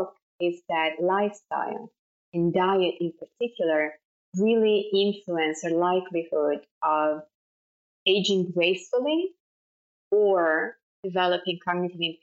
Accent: Florence, Tuscany, Italy; accent: Italian; English is a second language; moved away as an adult; now in New York, United States; I'm Italian, as I'm sure it's clear from my accent. I'm from Florence in Italy, you know, born and raised

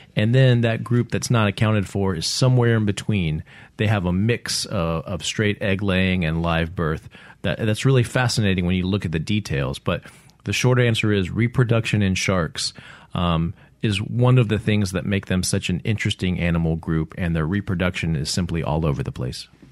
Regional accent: Central Kentucky, United States; also born or lived in Mississippi Gulf Coast; now in Mississippi, United States; I am from Central Kentucky. I grew up, uh, in Kentucky

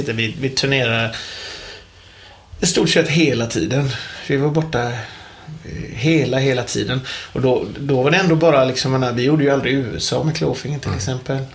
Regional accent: Gothenburg, Västra Götaland, Sweden; jag är en ung pojk på 43 år från Hisingen i Göteborg

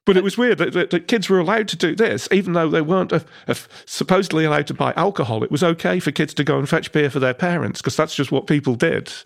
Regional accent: Newark, East Midlands, United Kingdom; when I was growing up in Newark

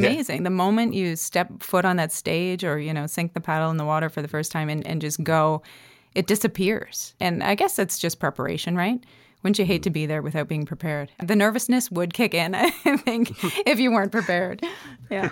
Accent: North Bay, Ontario, Canada; moved away as an adult; now in Nova Scotia, Canada; I was kind of a trouble high school kid growing up in Northern Ontario without too much

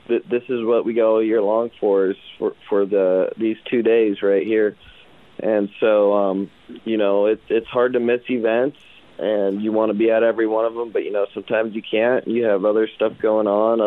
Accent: Gordon, Nebraska, United States; I'm from Gordon, Nebraska

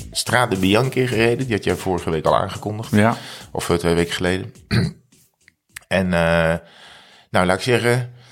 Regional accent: North Brabant, Netherlands; Ja, ik kom uit Brabant. uit Brabant.

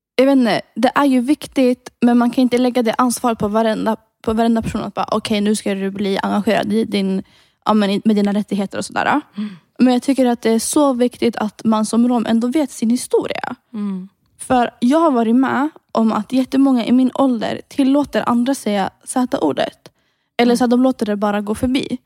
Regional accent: Sweden; från Sverige.

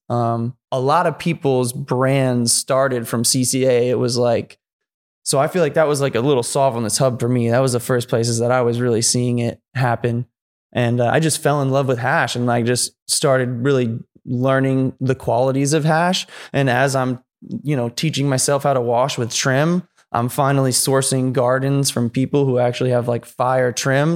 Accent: San Antonio, Texas, United States; moved away as an adult; also born or lived in Chicago, Illinois; now in San Francisco Bay Area, United States; I moved to the Bay from San Antonio, Texas. I was born in Chicago. I lived there till I was eight

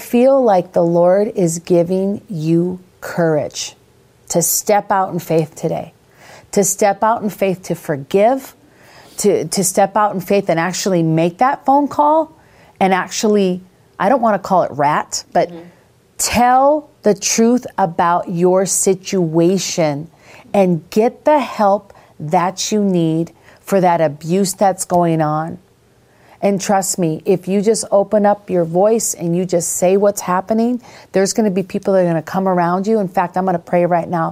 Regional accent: Minnesota, United States; moved away as an adult; also born or lived in Las Vegas; growing up in Minnesota, where there's like Minnesota nice and there's snow and there's hills.

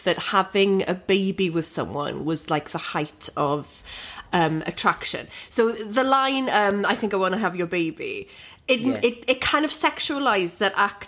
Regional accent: West Wales, United Kingdom; I grew up in West Wales

